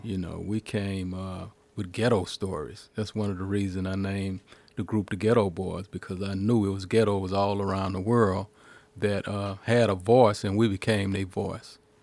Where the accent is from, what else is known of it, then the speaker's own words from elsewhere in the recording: the South, United States; we're from the South, and we just had different stories